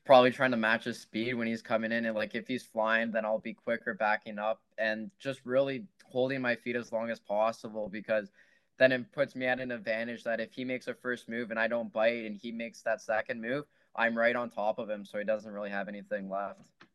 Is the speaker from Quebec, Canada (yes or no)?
no; Oakville, Ontario, Canada; I'm from Oakville